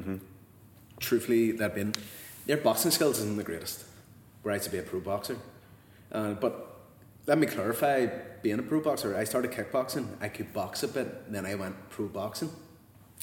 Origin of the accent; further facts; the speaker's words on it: Belfast, Northern Ireland, United Kingdom; born and brought up in Belfast, on the Donegal Road to be exact